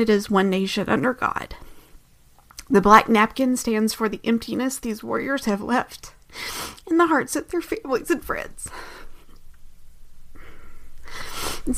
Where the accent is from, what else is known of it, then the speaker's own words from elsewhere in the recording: United States; as an American